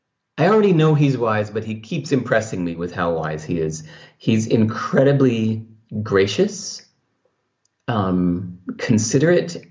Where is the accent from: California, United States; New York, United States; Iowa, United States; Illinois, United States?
California, United States; the culture I grew up in California